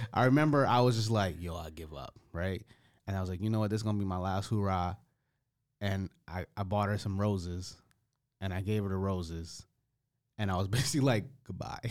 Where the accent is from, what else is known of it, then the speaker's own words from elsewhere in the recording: United States; I'm an American